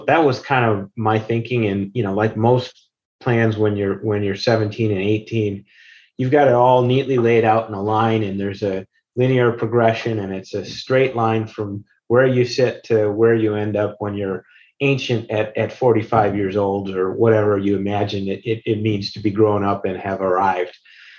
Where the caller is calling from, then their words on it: Denver, Colorado, United States; I'm actually working from Denver, Colorado today.